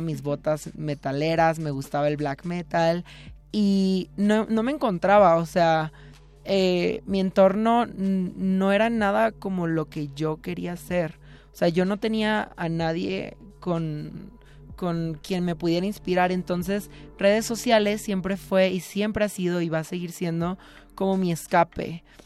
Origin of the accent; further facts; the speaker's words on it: Mazatlán, Sinaloa, Mexico; now in Mexico City, Mexico; yo estudié en una escuela católica toda mi vida y soy de Mazatlán, Sinaloa